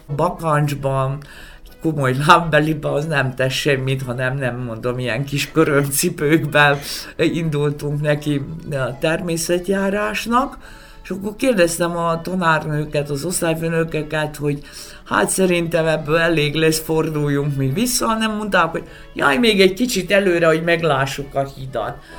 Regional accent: Vojvodina, Serbia; mint vajdasági panonségsági létemre

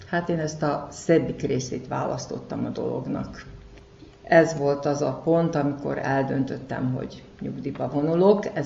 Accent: Kishegyes, Vojvodina, Serbia; igazi kishegyesnek tartom magam, mivel itt születtem. Amíg dolgoztam, itt helyben dolgoztam, és mai napig itt élek, itt lakom.

